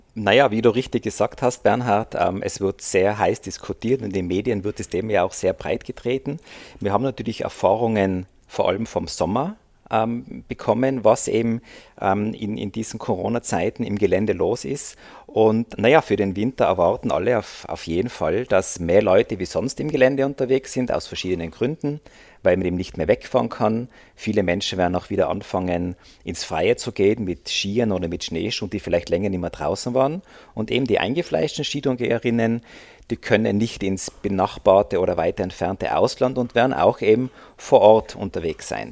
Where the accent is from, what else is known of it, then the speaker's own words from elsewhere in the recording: Austria; also born or lived in Innsbruck; Also bei uns in Österreich, in den Bundesländern